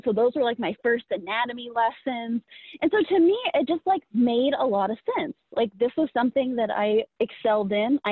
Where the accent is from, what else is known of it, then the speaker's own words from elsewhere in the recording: Indiana, United States; also born or lived in Kansas City; So I'm from the Midwest. I'm from Indiana originally.